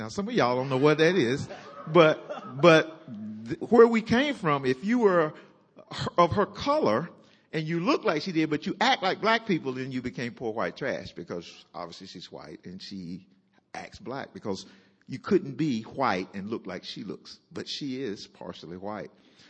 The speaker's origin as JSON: {"language": "English", "region": "North Carolina", "country": "United States", "tie": "born or raised there", "said": "I'm from North Carolina. Raised in a black home, half black city. I went through integration"}